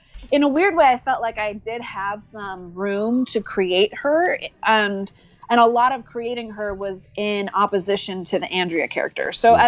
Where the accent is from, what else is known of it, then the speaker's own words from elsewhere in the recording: New York, United States; now in Los Angeles, United States; because I'm from New York. But at the time I was living in Los Angeles, I still live in Los Angeles